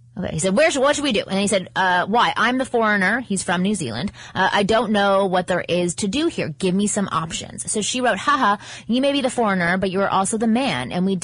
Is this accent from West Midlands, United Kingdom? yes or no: no; London, United Kingdom; I'm 21 from London in uni.